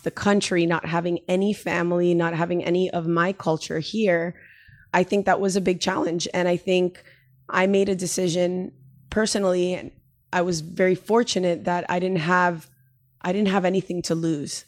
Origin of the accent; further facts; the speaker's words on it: Miami, Florida, United States; moved away as an adult; now in San Diego, United States; the move from, you know, where I grew up in Miami